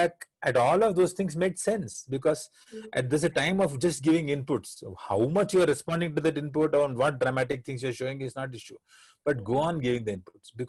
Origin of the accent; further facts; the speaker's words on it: Varanasi, Uttar Pradesh, India; first language Hindi; English is a second language; naturally I was born into Hindi, because I was born in Benares. I had Hindi all across me.